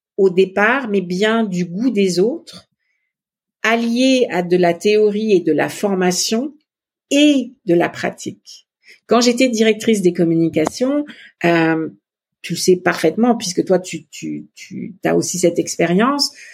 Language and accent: French; Montpellier, Occitania, France; moved away as an adult; also born or lived in Netherlands / Italy / Paris; now in Quebec, Canada; Mon mari est de Nîmes et moi je suis plutôt de Montpellier.